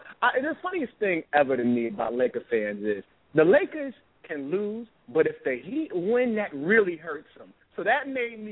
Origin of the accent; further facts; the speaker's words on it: New York City, New York, United States; I'm born and raised in New York City